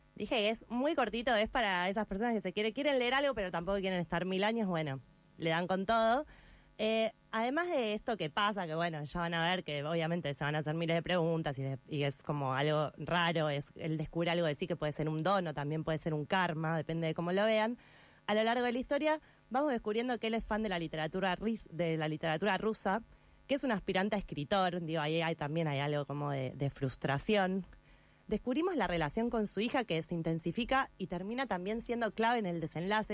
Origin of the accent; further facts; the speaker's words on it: Buenos Aires, Argentina; moved away; yo ahora no soy más porteña, pero soy más porteña que Yossi